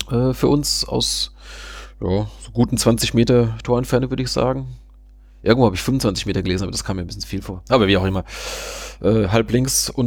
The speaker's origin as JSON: {"language": "German", "town": "Münster", "region": "North Rhine-Westphalia", "country": "Germany", "said": "da hätte also ich mich jetzt als, als Münsteraner auch sehr geärgert"}